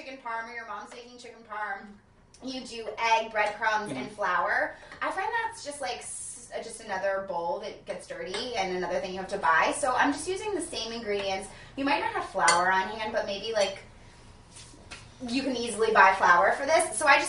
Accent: New Jersey, United States; also born or lived in Winston-Salem / Charleston; I'm from New Jersey.

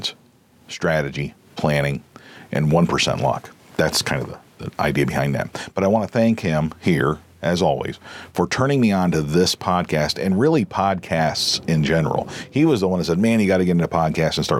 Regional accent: United States; we as Americans

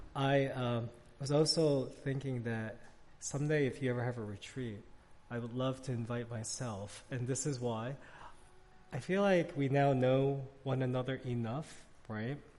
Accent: New York City, New York, United States; now in Arlington, Virginia, United States; I grew up in New York City

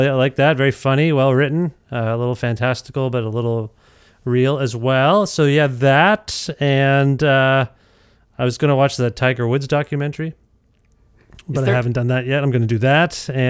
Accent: India; Yeah, well, I grew up, I'm Indian, and so I grew up eating samosas.

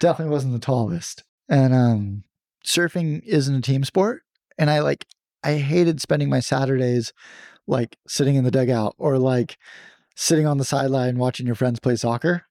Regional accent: San Diego, California, United States; I grew up in San Diego, and I loved surfing as a little kid

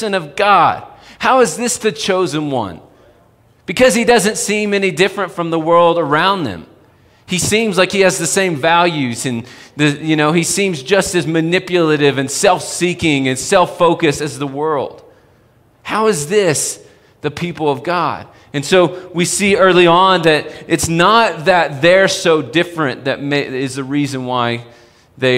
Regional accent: Texas, United States; moved away as an adult; now in Colorado, United States; I remember when I first moved to Colorado. I'm from Texas

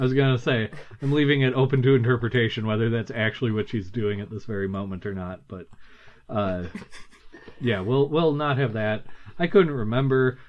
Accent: United States; I'm American, so I just figured everyone would understand what I meant with my accent

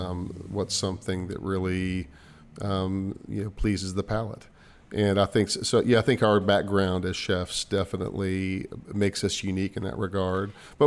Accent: Little Rock, Arkansas, United States; also born or lived in Fayetteville, Arkansas / San Francisco, California; I was born in Fayetteville while my dad played for the Razorbacks, and I was raised in Little Rock, went to Central High School, went back to college in Fayetteville before I went to San Francisco for many years, but then was just drawn back here

